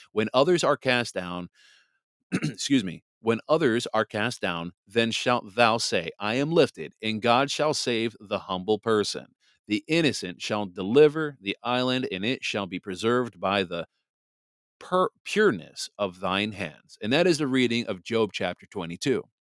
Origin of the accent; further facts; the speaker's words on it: Wisconsin, United States; moved away as an adult; also born or lived in New Jersey; now in Michigan, United States; Wisconsin is my home state. you know, I, I grew up in Wisconsin. I mean, I also grew up in New Jersey too